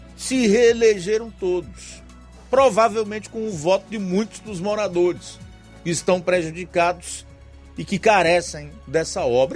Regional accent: Brazil

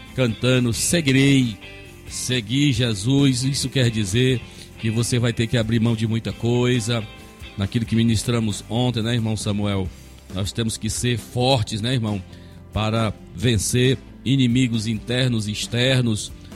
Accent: Novo Oriente, Ceará, Brazil; na cidade de Novo Oriente, meu amigo, meu irmão, a todos aí dessa nossa região, da minha terra natal

